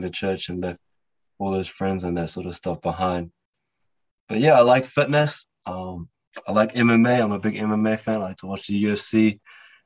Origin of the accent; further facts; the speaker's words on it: New Zealand; So, I was born in New Zealand. I'm a Kiwi Cantonese young man